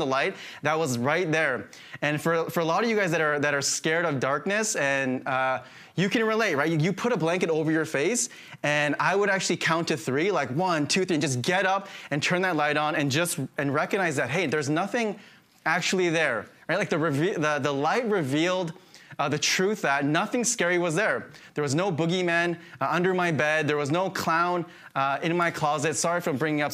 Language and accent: English; Saskatchewan, Canada; moved away; I grew up in Saskatchewan